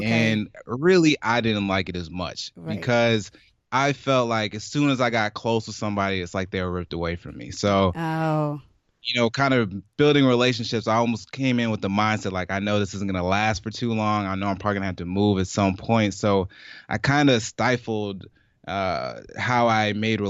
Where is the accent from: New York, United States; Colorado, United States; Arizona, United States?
New York, United States; Brooklyn; born there; also born or lived in Michigan / Jamaica / Georgia; And so I was born in Brooklyn, New York. I moved around to Michigan for a bit, in Jackson, Michigan.